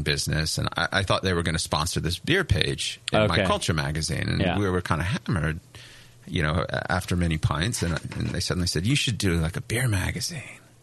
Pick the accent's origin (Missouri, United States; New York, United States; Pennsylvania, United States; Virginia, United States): Virginia, United States; Richmond; moved away as an adult; also born or lived in South Bend, Indiana; now in Japan; I was born and raised in Richmond, Virginia